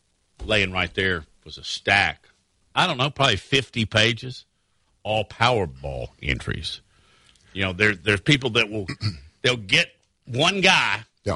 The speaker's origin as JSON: {"language": "English", "town": "Fayetteville", "region": "Arkansas", "country": "United States", "tie": "born there", "said": "I'm not just saying that because I was born in Fayetteville, Arkansas, and I like Arkansas a lot."}